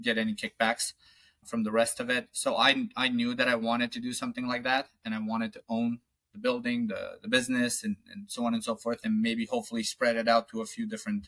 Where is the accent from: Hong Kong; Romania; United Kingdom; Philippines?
Romania; moved away as an adult; now in Falmouth, United States; I'm from Romania